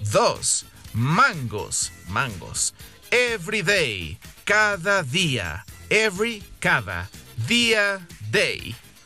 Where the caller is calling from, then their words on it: Mexico City, Mexico; we are ringing from Mexico City